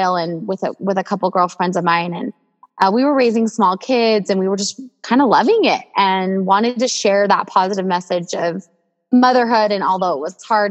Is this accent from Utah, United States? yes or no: yes; Provo, Utah, United States; moved away as an adult; also born or lived in Southern California; We currently live in our hometown of Provo, Utah.